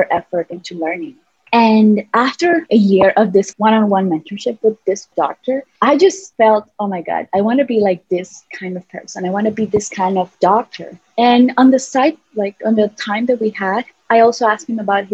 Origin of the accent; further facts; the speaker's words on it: San Salvador, El Salvador; moved away as an adult; I'm from San Salvador, the capital city.